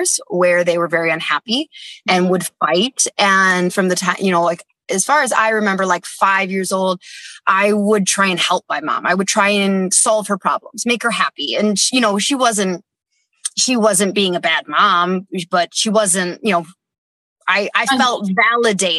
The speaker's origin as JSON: {"language": "English", "town": "Dana Point", "region": "California", "country": "United States", "tie": "born or raised there", "also_born_or_lived": "Mission Viejo", "said": "we lived like 10 minutes from Disneyland."}